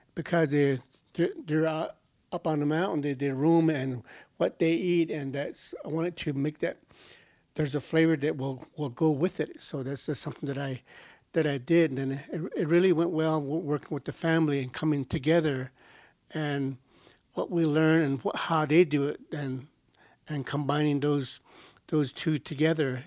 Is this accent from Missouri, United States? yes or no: no; Pinyon, Arizona, United States; I'm from a place called Pinyon, Arizona